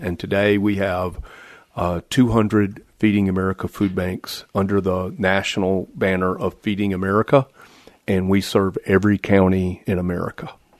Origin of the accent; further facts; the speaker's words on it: the South, United States; now in Michigan, United States; I'm from the South, so I, I think I make pretty good barbecue